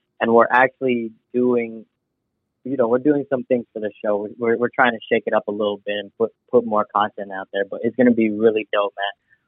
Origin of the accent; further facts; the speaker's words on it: Philippines; growing up as a Filipino kid, I'm very family driven